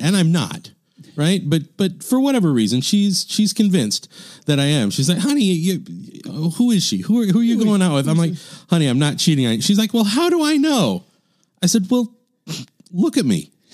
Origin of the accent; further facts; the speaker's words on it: Midwest, United States; I grew up in the Midwest